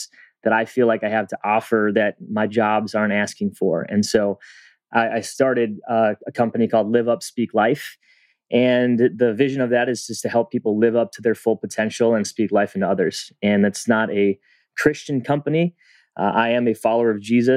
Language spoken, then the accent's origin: English; a suburb of Minneapolis, Minnesota, United States; I grew up in a suburb of Minneapolis, and at the time, it was primarily white